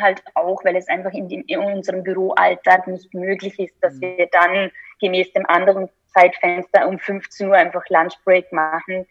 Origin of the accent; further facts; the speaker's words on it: Austria; als Österreicherin